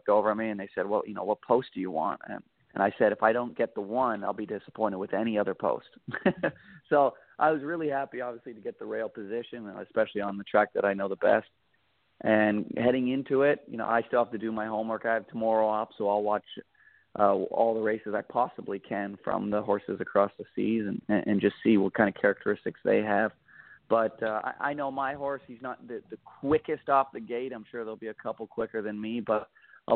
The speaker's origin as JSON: {"language": "English", "country": "Canada", "moved": "yes", "said": "I'm from Canada, and I drove a bit for them. I drove a bit for them back home"}